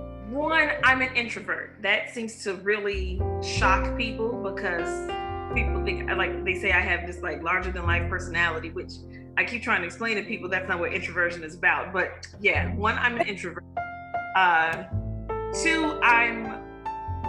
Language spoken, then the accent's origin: English; Chicago, Illinois, United States; also born or lived in Louisiana; I was born and raised in Chicago